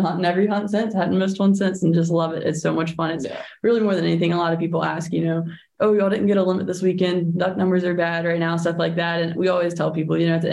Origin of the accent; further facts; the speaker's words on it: Mississippi, United States; I grew up in Mississippi.